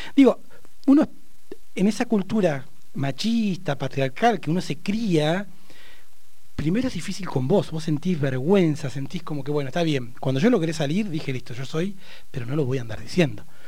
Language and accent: Spanish; Neuquén, Argentina; also born or lived in Barda del Medio; uno nacido y criado en Neuquén